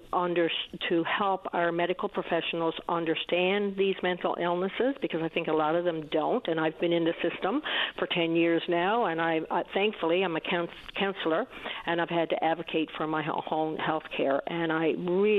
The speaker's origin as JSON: {"language": "English", "area": "east coast of Newfoundland", "region": "Newfoundland and Labrador", "country": "Canada", "tie": "born or raised there", "said": "I'm a Newfoundlander, grew up on the east coast of Newfoundland"}